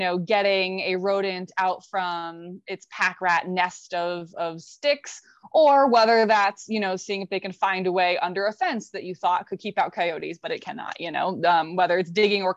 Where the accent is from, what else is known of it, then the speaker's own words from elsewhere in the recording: Florida, United States; moved away; I'm born and raised in Florida, so still count myself also as a Floridian